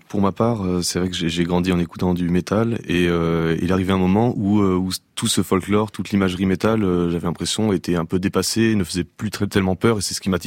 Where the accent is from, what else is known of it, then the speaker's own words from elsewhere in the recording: Romania; also born or lived in Morocco; j'ai grandi en Roumanie euh, et au Maroc.